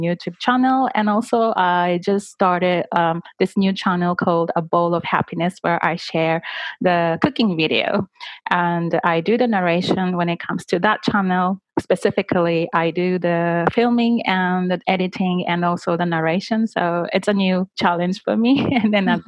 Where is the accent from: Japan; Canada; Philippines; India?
Japan; Miyazaki; English is a second language; from Miyazaki, Japan